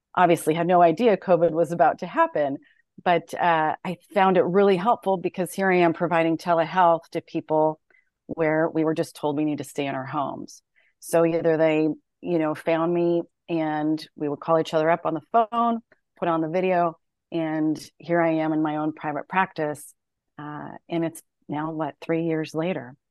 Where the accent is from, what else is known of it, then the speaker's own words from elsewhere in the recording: San Jose, California, United States; moved away as an adult; also born or lived in Denver; I grew up in San Jose, California